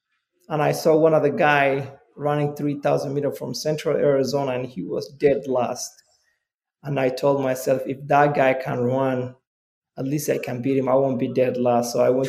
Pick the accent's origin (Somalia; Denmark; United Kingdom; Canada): Somalia; now in United States; I came from Somalia, you know, I came to this country as a refugee, came with my family